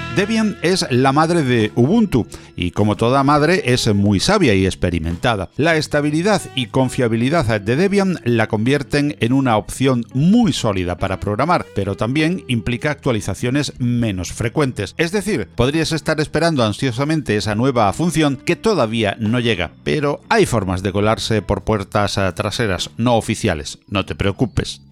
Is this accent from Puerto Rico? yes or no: no; Andalusia, Spain; soy andaluz